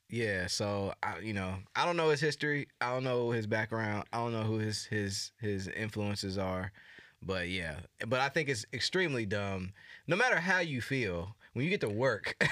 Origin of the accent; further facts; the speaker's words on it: United States; accent: American; whole American thing going with my accent